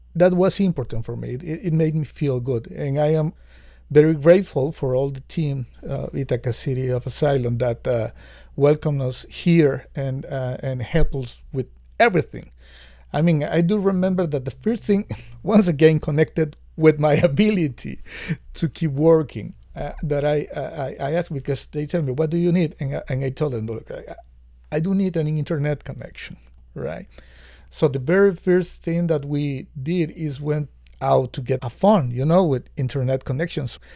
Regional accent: Nicaragua; I come from Nicaragua

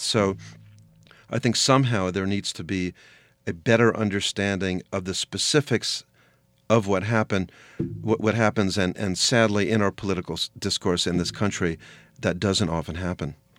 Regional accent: United States; I'm an American Jew

